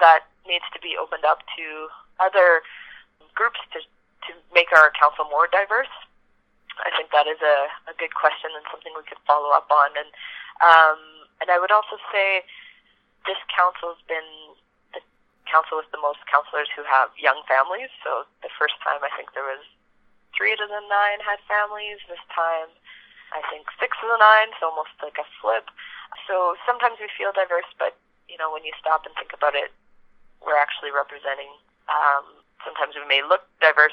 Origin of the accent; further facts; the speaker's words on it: Yellowknife, Northwest Territories, Canada; being born and raised in Yellowknife